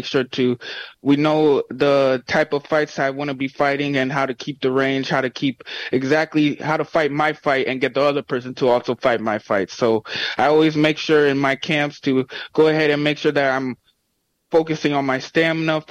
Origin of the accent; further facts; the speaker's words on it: Joliet, Illinois, United States; my hometown in Joliet here